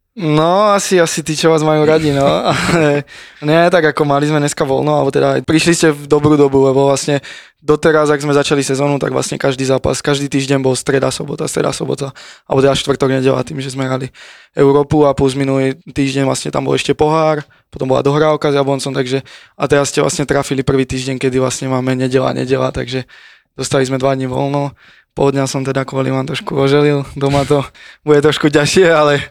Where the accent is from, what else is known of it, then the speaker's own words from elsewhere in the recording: Kamenec pod Vtáčnikom, Trenčín Region, Slovakia; moved away as an adult; also born or lived in Prievidza / Žilina / Italy; now in Prague, Czech Republic; ja som bol vlastne do 10 rokov u nás na dedine, kamenec pod vtáčnikom pri Previdzi, vlastne malá dedinka